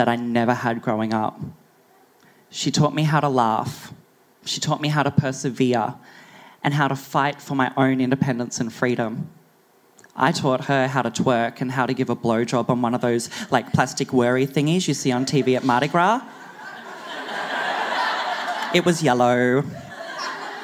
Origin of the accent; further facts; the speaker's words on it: Barcaldine, Queensland, Australia; also born or lived in Bundaberg; now in Brisbane, Australia; I'm just from this small country town. You probably haven't heard of it. I've actually been on a road trip all over Australia, and I bet you I could tell you where it is. Bar Calden.